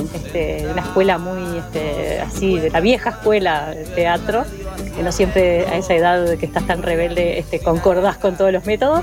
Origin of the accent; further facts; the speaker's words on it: Montevideo, Uruguay; moved away; yo soy montevideana, nací y me crié en Positos